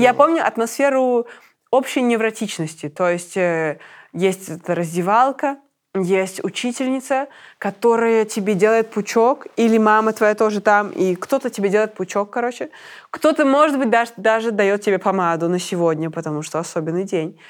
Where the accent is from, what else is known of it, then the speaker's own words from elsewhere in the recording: Minsk, Belarus; moved away as an adult; now in Berlin, Germany; я минчанка